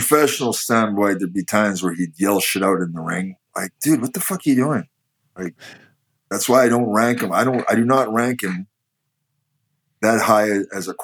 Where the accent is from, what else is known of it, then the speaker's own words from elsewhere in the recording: Canada; I am Canadian